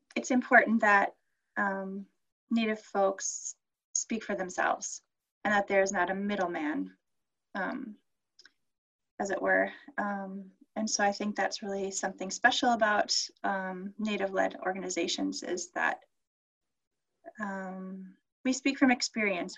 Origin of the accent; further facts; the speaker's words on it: Minneapolis, Minnesota, United States; moved away as an adult; also born or lived in Bemidji, Minnesota; I grew up in South Minneapolis